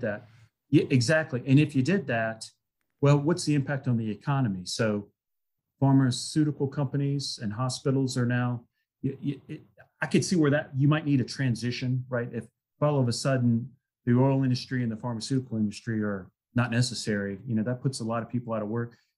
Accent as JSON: {"language": "English", "town": "Salem", "region": "Virginia", "country": "United States", "tie": "born or raised there", "said": "went to school in my hometown where I'm now, Salem, Virginia"}